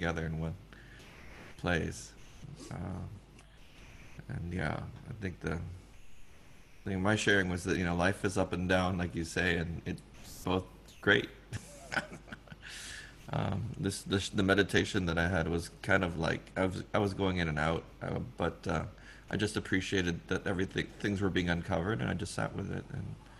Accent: Jakarta, Indonesia; I'm from Jakarta

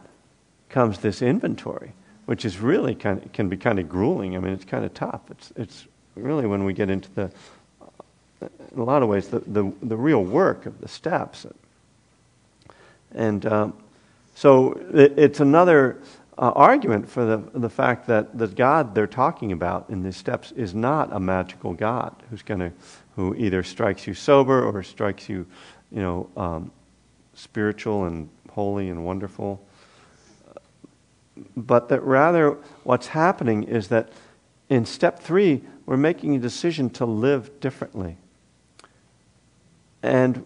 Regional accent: East Coast, United States; moved away; also born or lived in Boston; I'm from the East Coast too. So, and I actually lived in Boston.

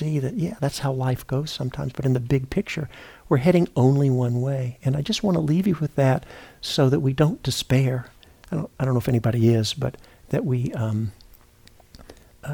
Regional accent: Memphis, Tennessee, United States; I was born and raised in Memphis, Tennessee

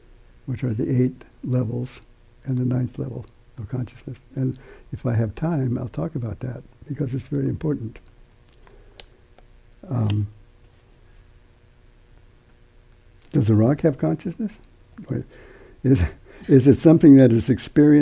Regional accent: United States; we're Americans

